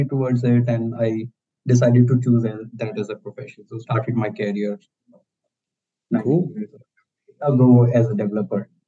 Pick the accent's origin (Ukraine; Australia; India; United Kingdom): India; I'm I'm born and brought up in India